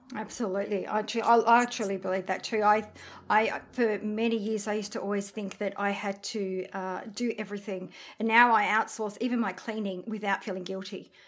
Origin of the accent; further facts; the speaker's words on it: France; we're from France